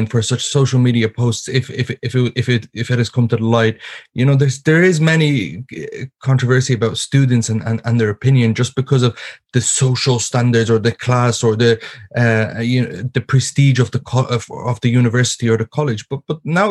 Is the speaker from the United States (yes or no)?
no; Ireland; being born and raised in Ireland